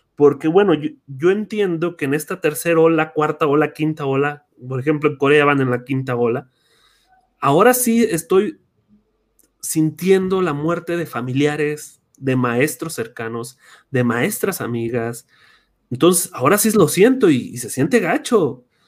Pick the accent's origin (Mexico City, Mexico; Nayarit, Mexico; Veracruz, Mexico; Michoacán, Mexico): Michoacán, Mexico; soy de Michoacán, egresado de Tirpetío